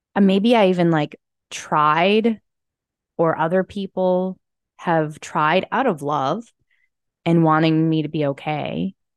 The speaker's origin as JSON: {"language": "English", "town": "Calgary", "region": "Alberta", "country": "Canada", "also_born_or_lived": "Texas / Penticton", "moved": "yes", "said": "where I came from because, which is Calgary, which is right by the mountains."}